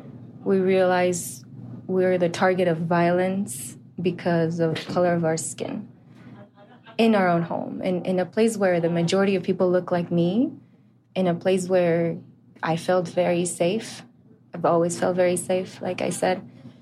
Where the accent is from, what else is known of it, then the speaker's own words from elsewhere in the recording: Ciudad Juárez, Chihuahua, Mexico; now in El Paso, United States; I grew up in Juarez. I grew up crossing the border every day to come to school